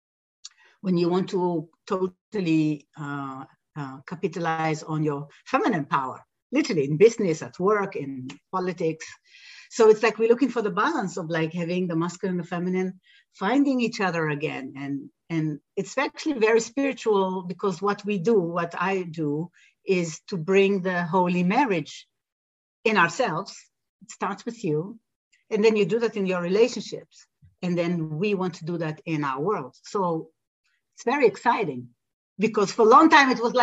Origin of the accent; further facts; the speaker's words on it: Jerusalem, Jerusalem District, Israel; I grew up in Israel, so I was born in Jerusalem and I grew up in a Western Israel society